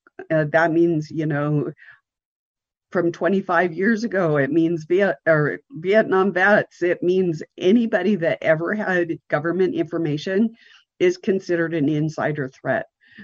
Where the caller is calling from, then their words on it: Montana, United States; I'm coming from the Rocky Mountains in Montana.